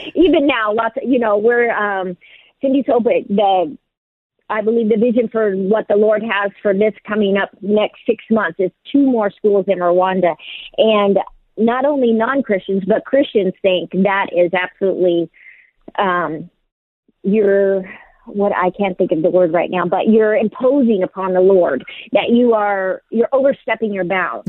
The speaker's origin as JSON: {"language": "English", "town": "San Diego", "region": "California", "country": "United States", "tie": "born or raised there", "said": "I'm from San Diego"}